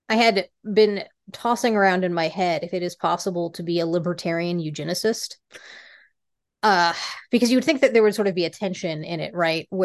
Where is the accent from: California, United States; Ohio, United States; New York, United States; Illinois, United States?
California, United States; Fremont; born there; also born or lived in Rocky Mountains; very much realized that the future was coming, picked us up, moved us from the West to Silicon Valley. Uh, I was born in Fremont. Uh, decided maybe that wasn't for them and you know we we picked up and went back to the rockies